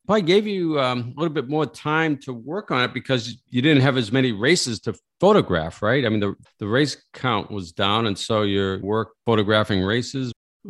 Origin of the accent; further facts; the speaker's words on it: Saugus, Massachusetts, United States; I'm from Saugus and Lynn Woods. That's 10 miles north of Boston, where I grew up.